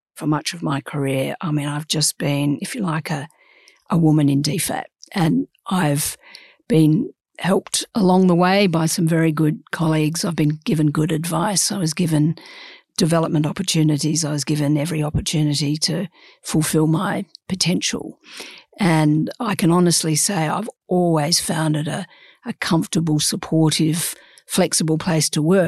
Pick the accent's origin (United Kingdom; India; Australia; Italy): Australia; we're Australian